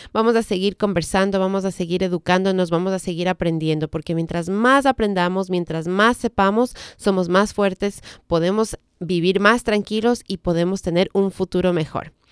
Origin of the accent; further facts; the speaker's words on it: Ecuador; moved away as an adult; now in United States; había manejado en mi país, pero en esos tiempos en, mi país no necesitábamos tomar clases